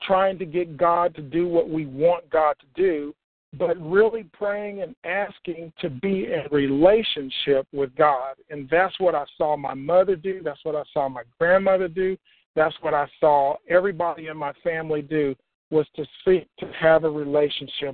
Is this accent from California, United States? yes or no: no; Oklahoma, United States; When I was growing up in Oklahoma, because I grew up in Oklahoma, both of my parents were deaf.